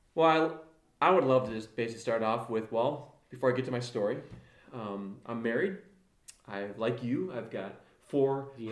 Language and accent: English; South Beloit, Illinois, United States; I grew up in Illinois, grew up in South Beloit